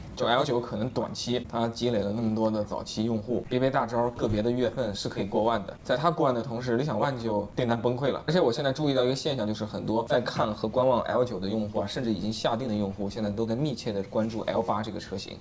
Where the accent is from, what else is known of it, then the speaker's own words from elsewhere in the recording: Hubei, China; 我在湖北石岩长大